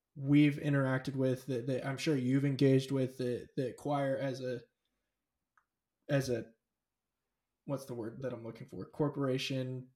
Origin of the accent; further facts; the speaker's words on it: California, United States; I grew up in California. I was raised in California.